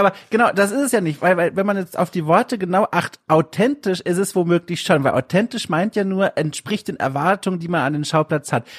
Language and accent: German; Southern Germany, Germany; bei mir daheim im süddeutschen Kaff